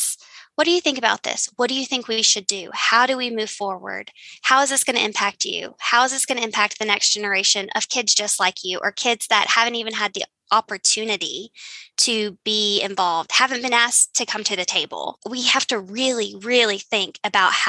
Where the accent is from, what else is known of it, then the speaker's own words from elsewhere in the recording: Eastern Kentucky, United States; my family is from Appalachia. We're from Eastern Kentucky.